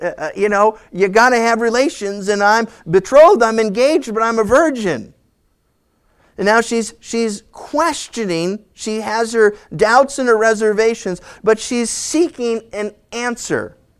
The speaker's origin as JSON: {"language": "English", "region": "New England", "country": "United States", "tie": "born or raised there", "also_born_or_lived": "California", "moved": "yes", "said": "I grew up in New England"}